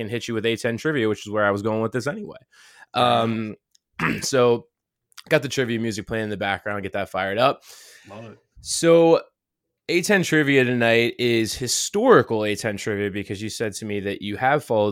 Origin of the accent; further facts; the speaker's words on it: Pittsburgh, Pennsylvania, United States; I'm from the South Hills in Pittsburgh.